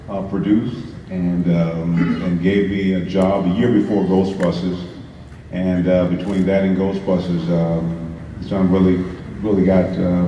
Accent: Benton Harbor, Michigan, United States; I'm from Benton Harbor, Michigan, which is right across the lake.

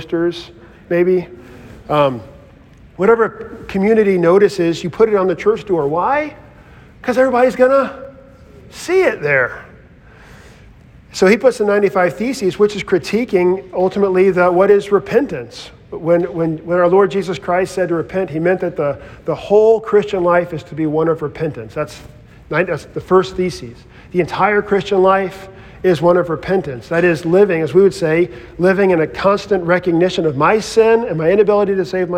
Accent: the South, United States; in my childhood growing up in the South

